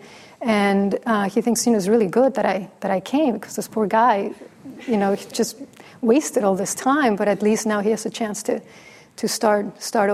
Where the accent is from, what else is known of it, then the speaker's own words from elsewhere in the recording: Mexico; first language Spanish; English is a second language; moved away; I'm from Mexico. It's my first language.